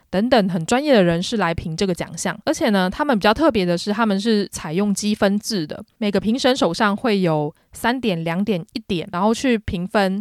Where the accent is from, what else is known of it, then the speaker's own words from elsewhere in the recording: Taiwan; 我作为一个台湾人